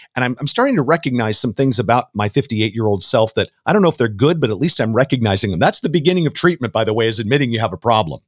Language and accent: English; Southern California, United States; I was down there in Southern California